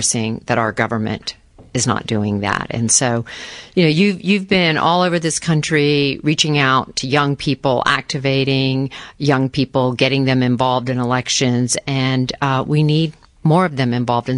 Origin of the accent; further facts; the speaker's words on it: Florida, United States; I grew up in Florida